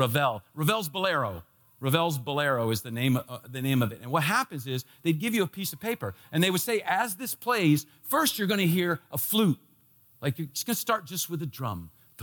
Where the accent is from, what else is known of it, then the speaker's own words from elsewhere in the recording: D.C., Washington, D.C., United States; When I was a kid, growing up in the Washington, D.C. area, they had this program.